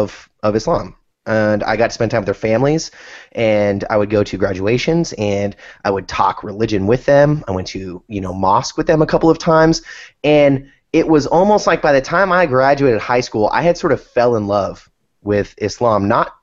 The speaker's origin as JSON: {"language": "English", "area": "San Francisco area", "region": "Bay Area of California", "country": "United States", "tie": "born or raised there", "said": "I grew up in the Bay Area of California, San Francisco area, had a lot of Afghan friends, and they were all Muslim"}